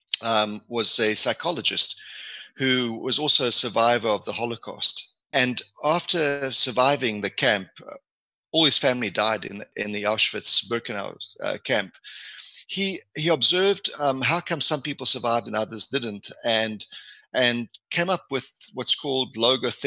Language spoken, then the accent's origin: English; South Africa; also born or lived in Manitoba, Canada / Edmonton, Canada / Calgary, Canada / Ottawa, Canada; now in Hamilton, Canada; I was born and raised in South Africa, hence the African connection.